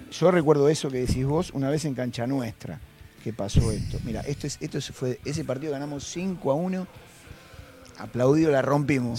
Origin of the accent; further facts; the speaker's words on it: Buenos Aires, Argentina; hogar donde nosotros nos criamos ahí en Mataderos